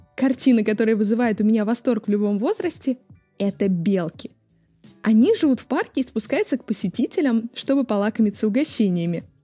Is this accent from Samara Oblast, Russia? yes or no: no; Ryazan, Ryazan Oblast, Russia; о моем родном городе Рязани